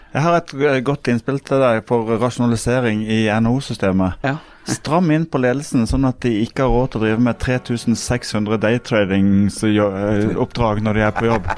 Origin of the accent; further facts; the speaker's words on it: Sørlandet, Southern Norway, Norway; som du mm. hører, vi er jo fra Sørlandet